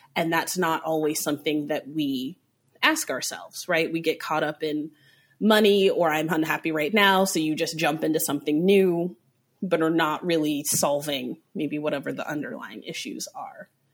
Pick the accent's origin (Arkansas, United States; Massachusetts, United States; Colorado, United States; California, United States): Colorado, United States; Aurora; I grew up in Aurora, Colorado.